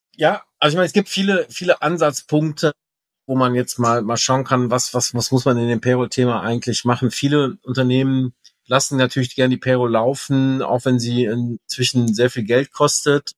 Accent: Rhineland, Germany; ich Rheinländer bin

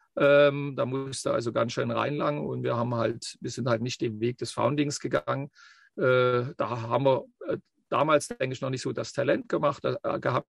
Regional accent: Leipzig region, Saxony, Germany; moved away as an adult; also born or lived in Bavaria; wo ich herkomme, weil das ist ganz wichtig, ähm, so wie es dann geworden ist. Wie gesagt, du hast es ja schon gesagt, Region Leipzig

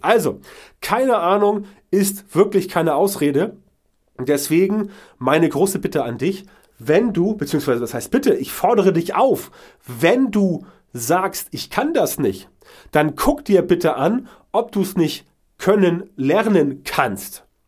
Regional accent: Germany; bei uns in Deutschland

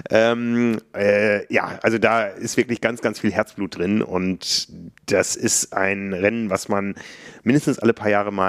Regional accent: Osnabrück, Lower Saxony, Germany; das hört sich jetzt nicht so nach der äh, Mountainbike-Metropole an, aber meiner Heimat Osnabrück.

